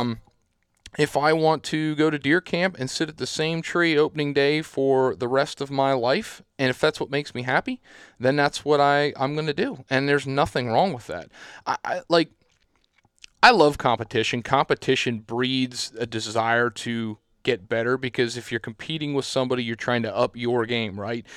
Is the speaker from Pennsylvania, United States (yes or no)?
yes; Southeast Pennsylvania, United States; I'm from Southeast Pennsylvania